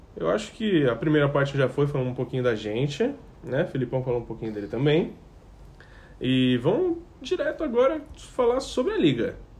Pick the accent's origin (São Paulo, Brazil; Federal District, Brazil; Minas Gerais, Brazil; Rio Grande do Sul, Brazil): São Paulo, Brazil; sou de São Paulo